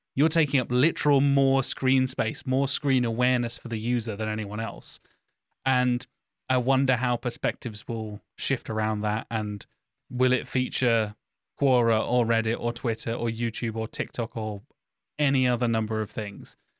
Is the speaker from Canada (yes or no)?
no; United Kingdom; Me as a British white guy